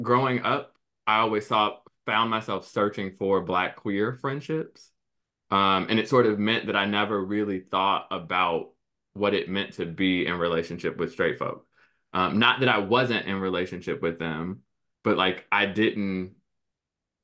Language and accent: English; Chicago, Illinois, United States; I grew up in Chicago